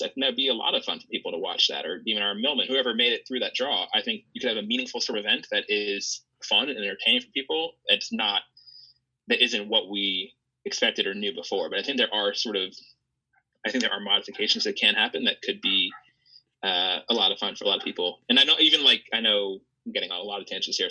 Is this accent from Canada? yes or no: no; United States; as an American